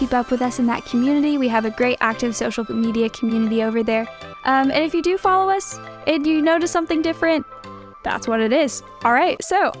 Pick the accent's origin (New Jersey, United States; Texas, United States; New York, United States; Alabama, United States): Alabama, United States; also born or lived in Kentucky; And I am from Alabama, where it kind of barely gets cold, like 30s. You know, we might get some snow every 5 years. But I'm also from Kentucky.